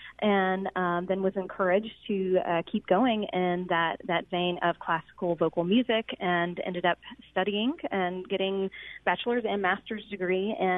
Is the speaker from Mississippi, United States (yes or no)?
yes; Ocean Springs, Mississippi, United States; So I grew up in Ocean Springs in the community of St. Martin, and I grew up doing Coast Community Theater, musicals, dancing and singing at the Sanger Theater and all around here on the Gulf Coast